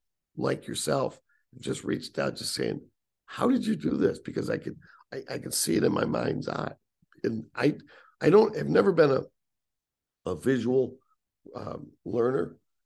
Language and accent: English; Syracuse, New York, United States; moved away; the Syracuse that I grew up with that helped shape me as a man, as a writer.